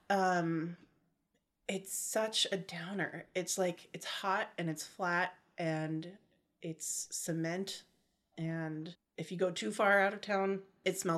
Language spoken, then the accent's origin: English; Modesto, California, United States; Um, Modesto, California. I hate admitting that.